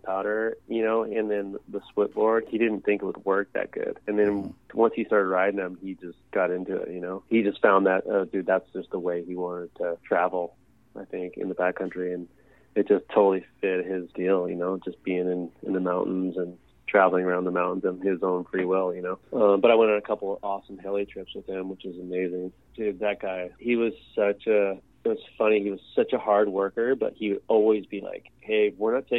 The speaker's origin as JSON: {"language": "English", "town": "Big Bear", "region": "California", "country": "United States", "said": "I'm from Big Bear"}